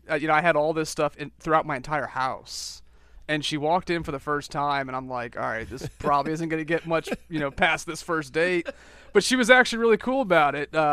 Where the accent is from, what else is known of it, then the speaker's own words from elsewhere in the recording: outside Washington D.C., Northern Virginia, United States; moved away as an adult; now in Myrtle Beach, United States; right outside of Washington D.C., actually, Northern Virginia. I grew up in Redskin territory.